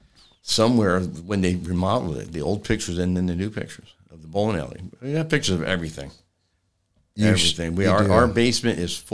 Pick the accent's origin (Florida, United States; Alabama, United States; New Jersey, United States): New Jersey, United States; Hammonton; born there; I was born in Hammonton at the Esposito home, like a lot of people my age.